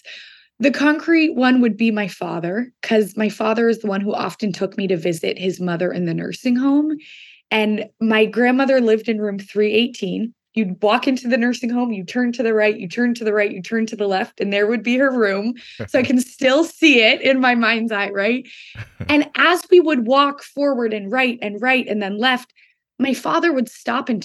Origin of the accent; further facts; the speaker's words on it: Seattle, Washington, United States; moved away as an adult; also born or lived in Boston; I grew up in Seattle, Washington, where I live right now